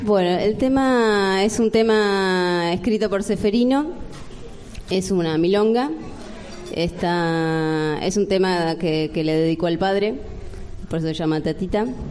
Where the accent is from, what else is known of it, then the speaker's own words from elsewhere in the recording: Villa Espil, Buenos Aires, Argentina; como somos de Villa